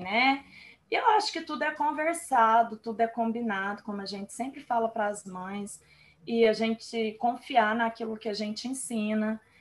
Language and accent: Portuguese; Uberlândia, Minas Gerais, Brazil; nós somos aqui de Uberlândia, Minas Gerais